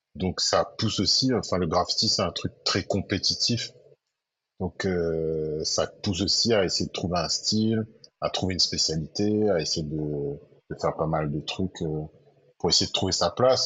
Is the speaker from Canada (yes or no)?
no; Saint-Denis, Réunion; also born or lived in Sainte-Suzanne, Réunion; Moi, je suis de Saint-Denis, mais quand j'étais petit, mes parents sont partis habiter à saint uzanne Mais je suis resté quand même très très ancré dans Saint-Denis parce que j'ai été euh, scolarisé à Saint-Denis